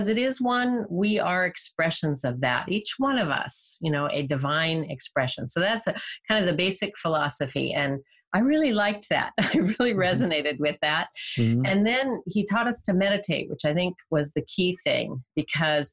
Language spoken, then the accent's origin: English; Bay Area, California, United States; I'm a native Californian. I was raised in the Bay Area.